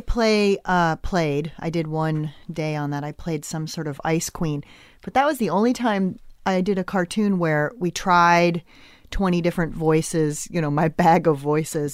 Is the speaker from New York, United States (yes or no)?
no; Westport, Connecticut, United States; I grew up in, uh, Westport, Connecticut